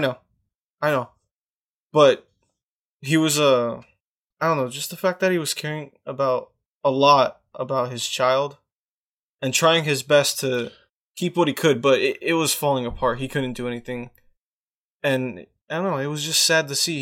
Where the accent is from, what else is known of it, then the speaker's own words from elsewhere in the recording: United States; I'm American